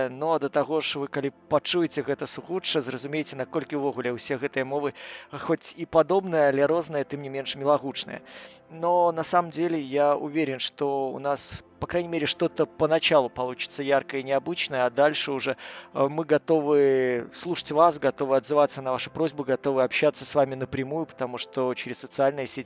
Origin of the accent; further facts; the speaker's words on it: Belarus; Ну, я белорус, понимаете, белорусы всегда думают о деньгах.